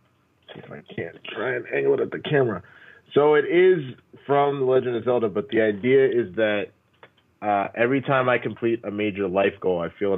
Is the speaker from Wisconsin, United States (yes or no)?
no; Dallas, Texas, United States; I grew up in Dallas.